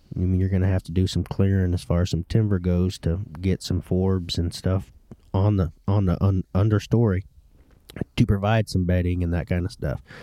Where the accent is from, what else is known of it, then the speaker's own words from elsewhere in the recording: Ohio, United States; I grew up in Ohio